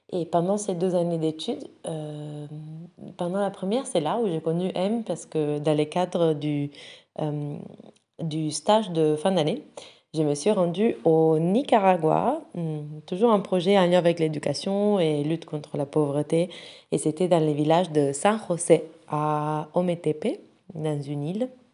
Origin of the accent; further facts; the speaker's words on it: Rome, Lazio, Italy; moved away as an adult; now in France; je viens de Rome